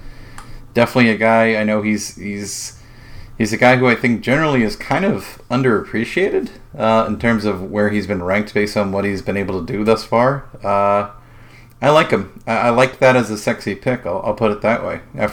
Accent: New Jersey, United States; I grew up in New Jersey.

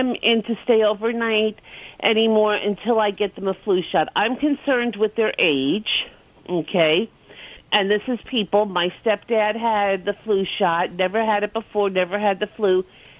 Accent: Brooklyn, New York, United States; accent: New York; now in Clearwater, United States

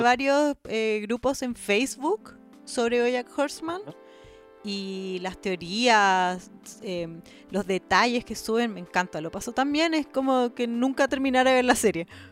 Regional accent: Chile; De Chile

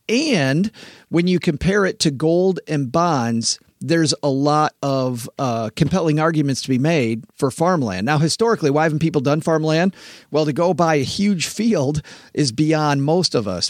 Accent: West Michigan, United States; I grew up in West Michigan where it's all farms.

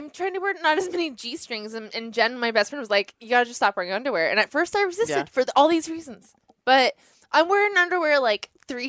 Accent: Ventura County, California, United States; I'm from Ventura County

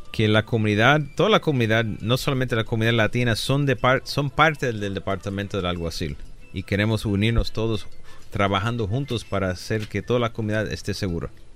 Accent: Aguadilla, Puerto Rico; moved away as an adult; also born or lived in Chicago / Rochester, New York / New York City; now in Los Angeles, United States; nací en Chicago, me crié en Rochester, Nueva York. Un año en la ciudad de Nueva York y los últimos 11 años de joven Ah, de los 9 a los 20 en la isla de Puerto Rico, en el pueblecito de Aguadilla, Puerto Rico

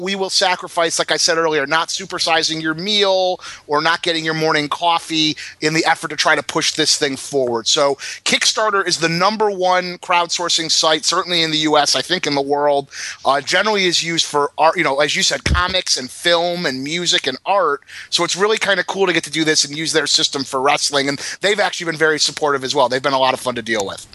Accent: Detroit, Michigan, United States; moved away; growing up in Detroit

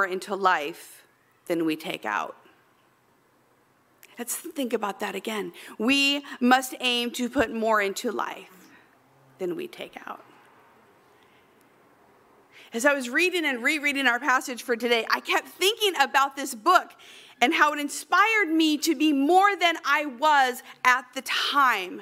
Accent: Central Valley, California, United States; in the Central Valley where I lived

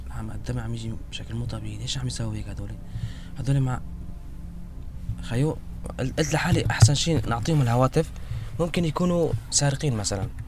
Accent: Syria; قلنا له نحن سوريين we are Syrian refugees

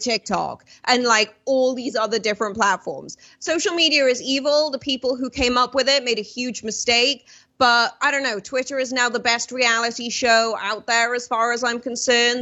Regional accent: United Kingdom

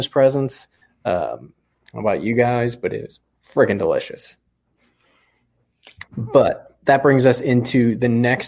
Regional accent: Philadelphia, Pennsylvania, United States; I'm from Philadelphia.

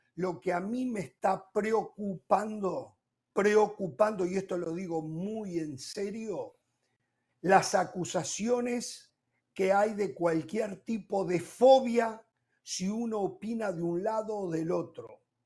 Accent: Uruguay; como uruguayo

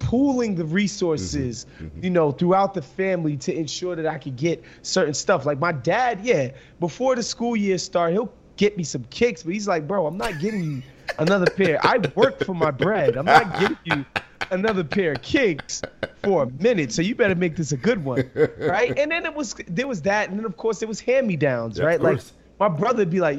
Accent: New York City, New York, United States; growing up in New York, in Brooklyn and Queens specifically

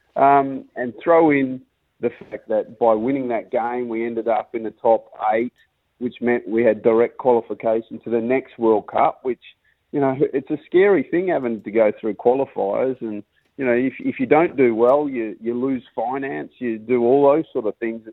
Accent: Perth, Western Australia, Australia; moved away as an adult; now in Durham, United Kingdom; us Perth boys

